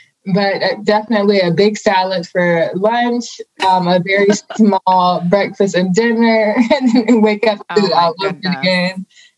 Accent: Riviera Beach, Florida, United States; moved away; So I'm born and raised in Riviera Beach, Florida. It's a small little area in Palm Beach.

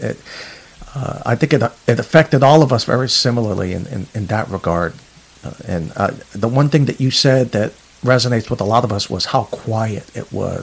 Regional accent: New York City, New York, United States; moved away as an adult; also born or lived in San Diego; I'm from Queens, New York, so I used to stare at those towers daily

